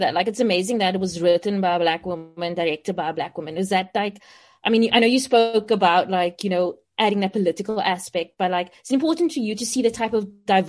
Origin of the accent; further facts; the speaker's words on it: South Africa; as South Africans